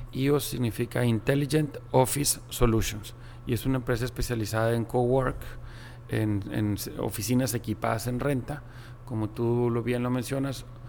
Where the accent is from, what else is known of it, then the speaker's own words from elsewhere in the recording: Monterrey, Nuevo León, Mexico; nací aquí en Monterrey y vengo de una familia de origen árabe